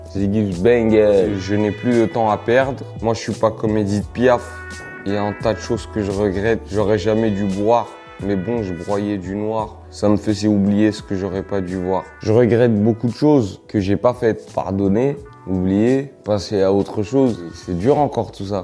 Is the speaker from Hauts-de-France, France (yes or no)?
no; Villeneuve-la-Garenne, Île-de-France, France; also born or lived in Valenton; j'ai grandi à Villeneuve-la-Garenne et à Valenton